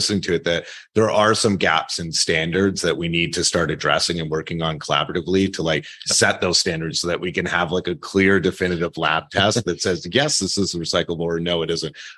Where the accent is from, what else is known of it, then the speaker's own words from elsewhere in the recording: Canada; moved away as an adult; also born or lived in Midwest, United States / California, United States; now in United States; I grew up in Canada